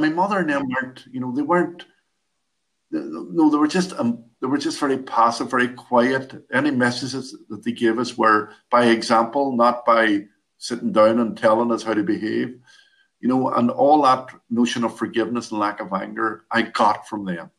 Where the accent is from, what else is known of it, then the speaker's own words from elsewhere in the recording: Derry, Northern Ireland, United Kingdom; I was born and lived in Derry, Northern Ireland, all my life